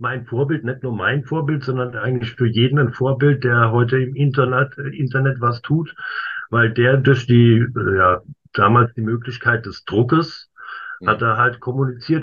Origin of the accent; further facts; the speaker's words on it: Worms, Rhineland-Palatinate, Germany; Ich wohne und bin auch geboren in Worms